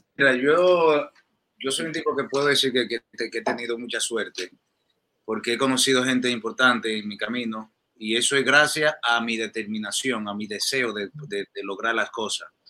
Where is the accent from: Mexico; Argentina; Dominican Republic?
Dominican Republic; accent: dominicano; moved away as an adult; also born or lived in New York, United States; now in Miami, United States; yo nací y crecí allá en mi país, en República Dominicana